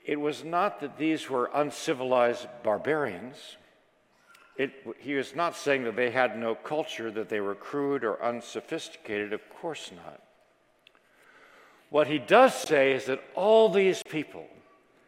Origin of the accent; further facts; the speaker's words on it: Washington, District of Columbia, United States; I was raised in Washington, D.C.